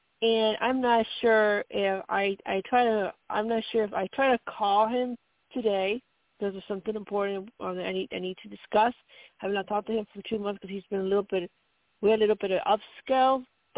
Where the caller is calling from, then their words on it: Colorado, United States; from Colorado.